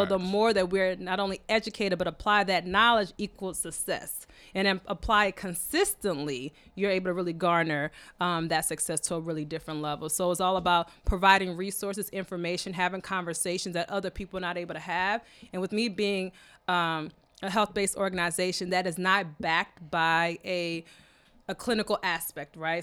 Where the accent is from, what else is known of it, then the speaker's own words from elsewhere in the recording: Michigan, United States; was born in Michigan uh, by two Kenyan natives.